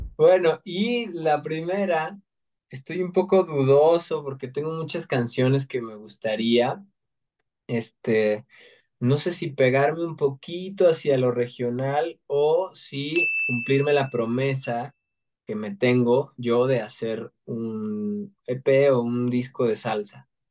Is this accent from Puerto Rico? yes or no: no; Mexico; todos nos sentimos orgullosos de ser mexa